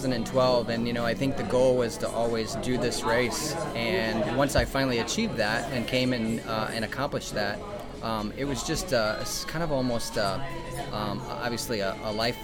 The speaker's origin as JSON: {"language": "English", "town": "Kendallville", "region": "Indiana", "country": "United States", "tie": "born or raised there", "said": "I am from Kendallville, Indiana, so the Midwest. Uh-huh. And did you grow up in Indiana? I did. I've lived my whole life in Indiana."}